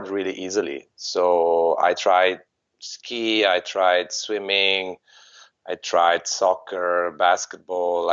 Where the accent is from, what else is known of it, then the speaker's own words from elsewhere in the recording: Treviso, Veneto, Italy; my hometown, which was Treviso